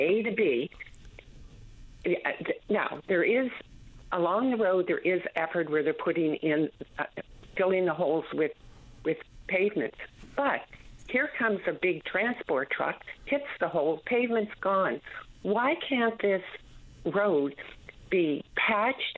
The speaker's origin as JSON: {"language": "English", "region": "Nova Scotia", "country": "Canada", "said": "I'm from Nova Scotia visiting Burgio"}